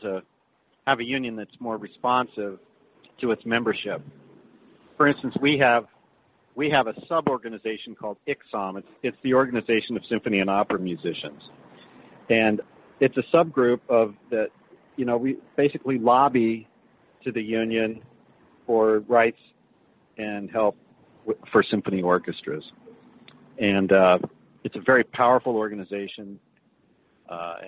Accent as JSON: {"language": "English", "town": "Boulder", "region": "Colorado", "country": "United States", "tie": "born or raised there", "said": "I grew up in Boulder, Colorado"}